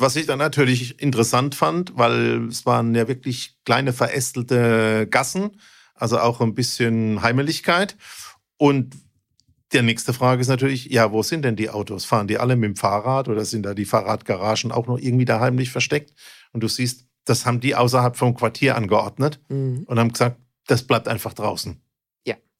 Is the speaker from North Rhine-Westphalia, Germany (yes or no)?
no; Mannheim, Baden-Württemberg, Germany; bei uns in Mannheim